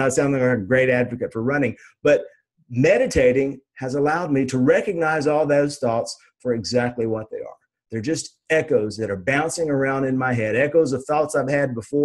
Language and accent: English; Nashville, Tennessee, United States; I'm a redneck from Nashville, Tennessee.